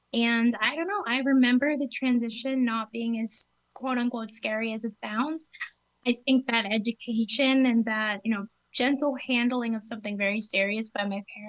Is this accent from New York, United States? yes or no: no; southern New Hampshire, United States; I grew up in New Hampshire, southern New Hampshire, just under an hour from Boston